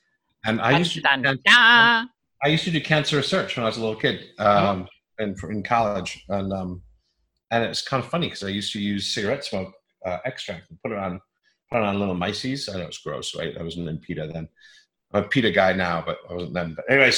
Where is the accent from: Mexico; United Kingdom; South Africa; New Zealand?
United Kingdom; England; also born or lived in British Columbia, Canada; I was born there, so I have some claim to Canadian roots. I moved away when I was 6 months old, and we moved to England